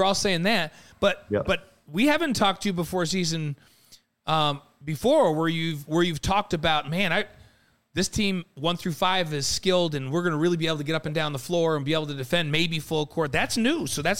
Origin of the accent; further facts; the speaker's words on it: New York, United States; I'm a hip-hop guy growing up in New York playing basketball